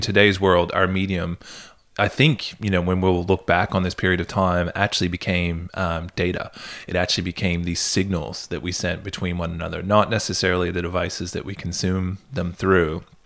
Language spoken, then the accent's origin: English; Canada; moved away; where I grew up in Canada